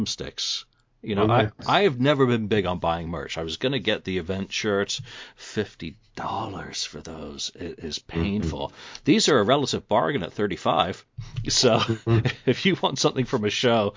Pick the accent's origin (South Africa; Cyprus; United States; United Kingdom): United Kingdom; England; I'm a boy from England.